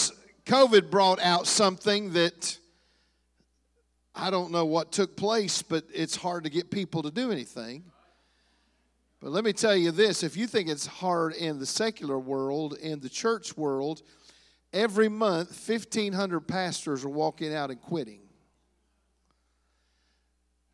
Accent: Hamilton, Ohio, United States; moved away; also born or lived in Heartland region (Kansas and Oklahoma); we're from Hamilton, Ohio, the Cincinnati area

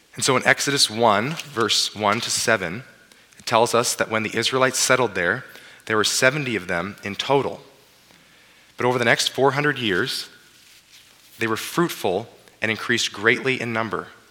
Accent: Abbotsford, British Columbia, Canada; now in Swift Current, Canada; I grew up in Abbotsford

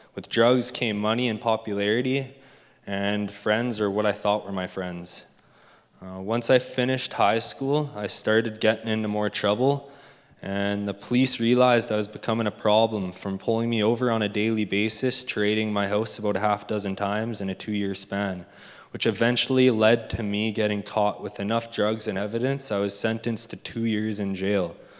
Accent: Leduc, Alberta, Canada; I was born and raised in Leduc, Alberta

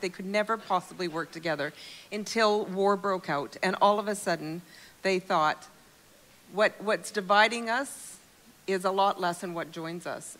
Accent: Calgary, Alberta, Canada; moved away as an adult; now in Europe; I'm a Calgarian

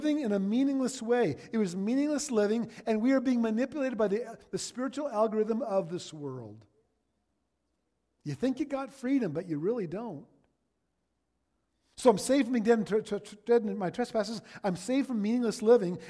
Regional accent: Ontario, Canada; now in Alberta, Canada; I'm from Ontario

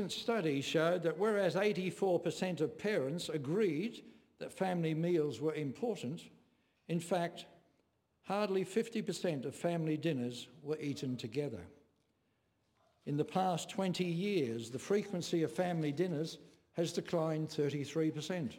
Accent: England, United Kingdom; when I was growing up in England

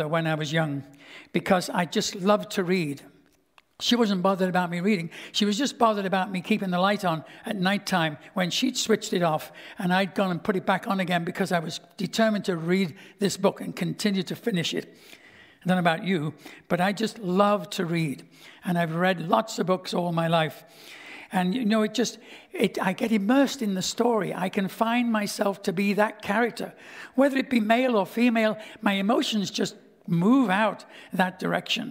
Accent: Liverpool, North West England, United Kingdom; moved away as an adult; also born or lived in Stouffville, Ontario, Canada; now in Canada; my hometown of Liverpool

